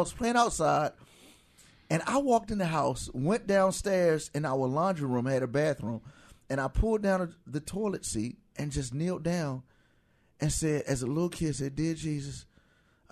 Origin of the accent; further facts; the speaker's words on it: Virginia, United States; moved away; also born or lived in Seattle, Washington / Dallas, Texas; I was born and raised in Virginia